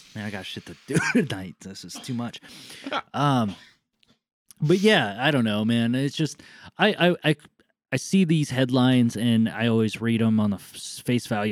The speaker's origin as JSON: {"language": "English", "region": "Southern California", "country": "United States", "tie": "born or raised there", "said": "growing up in Southern California"}